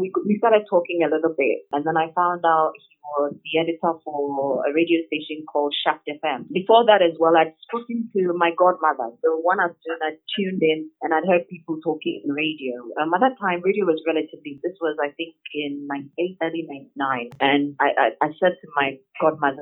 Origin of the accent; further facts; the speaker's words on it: Obuasi, Ashanti, Ghana; I grew up in Obuasi